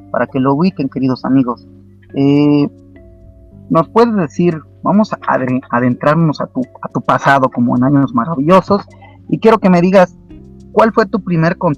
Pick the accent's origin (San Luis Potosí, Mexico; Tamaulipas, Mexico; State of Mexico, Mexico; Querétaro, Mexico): Querétaro, Mexico; ¿de dónde eres, querido amigo? De Querétaro. De Querétaro, México. ¿Cuántos años tienes? 16. ¿16 años? Sí.